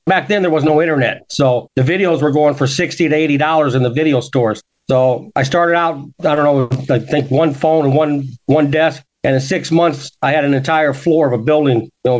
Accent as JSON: {"language": "English", "town": "Cedar Rapids", "region": "Iowa", "country": "United States", "said": "Cedar Rapids, Iowa."}